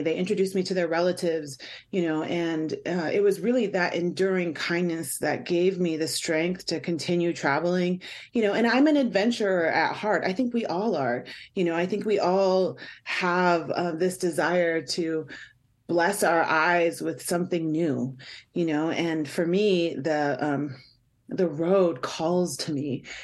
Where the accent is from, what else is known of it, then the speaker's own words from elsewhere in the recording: Swinomish and Tulalip tribes, Washington, United States; I'm from the Swinomish and Tulalip tribes